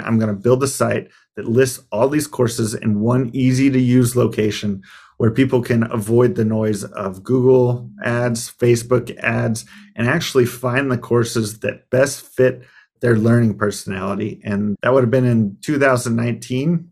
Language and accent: English; Arizona, United States; when I moved back to where I grew up in Arizona